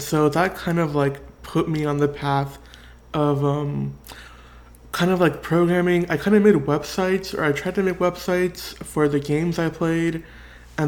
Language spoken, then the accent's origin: English; Orange County, California, United States; also born or lived in San Bernardino, California / Martinez, California; I grew up in Orange County